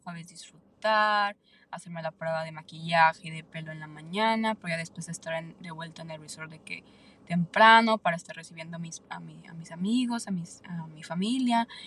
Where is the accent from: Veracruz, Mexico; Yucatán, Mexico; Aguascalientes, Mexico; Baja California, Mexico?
Aguascalientes, Mexico; now in San Antonio, United States; yo soy de México, entonces claramente casi toda mi familia vive allá en México, yo soy de Aguascalientes